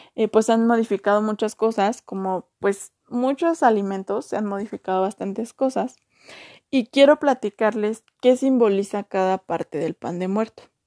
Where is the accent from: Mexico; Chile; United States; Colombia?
Mexico; de donde yo soy no, no se hace eso